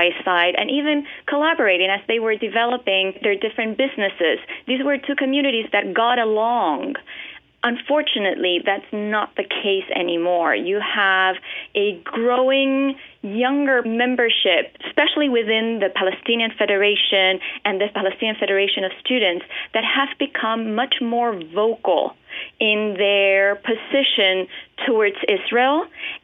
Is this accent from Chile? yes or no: yes; Chile; moved away as an adult; now in United States; I was born and raised in Chile. I only came to the United States when I got my master's degree.